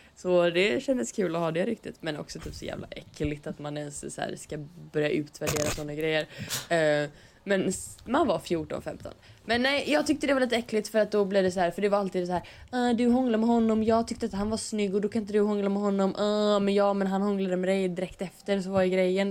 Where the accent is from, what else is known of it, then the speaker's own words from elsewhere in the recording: Stenkullen, Västra Götaland, Sweden; jag är från Stenkullen